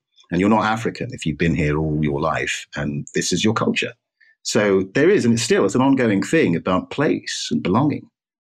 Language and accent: English; England, United Kingdom; I wasn't born in Scotland. I wasn't born in Ireland or Wales. I was born in England.